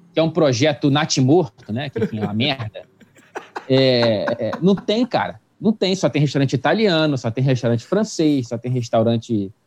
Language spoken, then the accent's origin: Portuguese; Brazil; also born or lived in Wichita, Kansas; no Brasil, eu e tu, a gente é branco